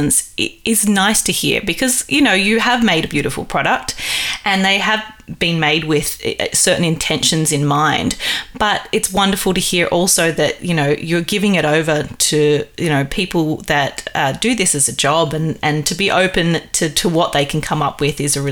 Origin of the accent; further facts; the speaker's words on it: Australia; moved away as an adult; also born or lived in United States; being the Aussie